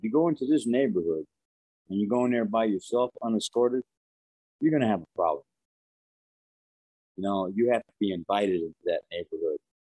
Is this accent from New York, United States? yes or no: yes; New York City, New York, United States; growing up in Brooklyn